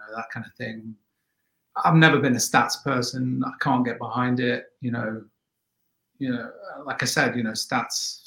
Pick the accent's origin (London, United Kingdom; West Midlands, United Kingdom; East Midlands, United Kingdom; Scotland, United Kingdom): East Midlands, United Kingdom; Nottingham; in my days growing up in Notts, we used to gate crash parties